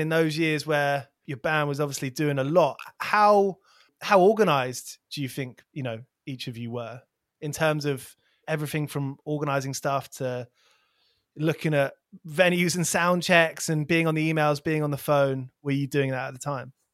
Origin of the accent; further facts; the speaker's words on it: near Milton Keynes, South East England, United Kingdom; a local place where I grew up near Milton Keynes